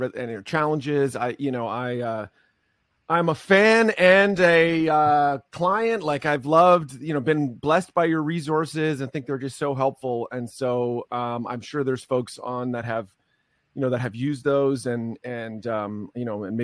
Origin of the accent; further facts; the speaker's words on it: Canada; I am Canadian, don't hold it against me, although I mostly serve American churches.